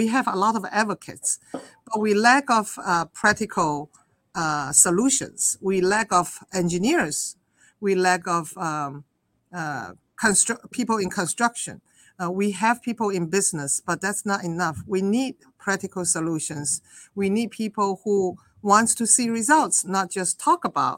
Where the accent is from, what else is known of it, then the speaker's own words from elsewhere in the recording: Guangzhou, Guangdong, China; moved away as an adult; also born or lived in Illinois, United States; now in New York City, United States; I was born in China and I grew up in southern China, the city Guangzhou or Canton